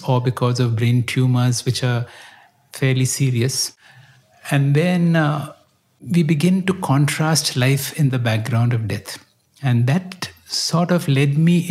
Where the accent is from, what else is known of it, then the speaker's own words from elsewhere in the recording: Bangalore, Karnataka, India; I grew up in Bangalore.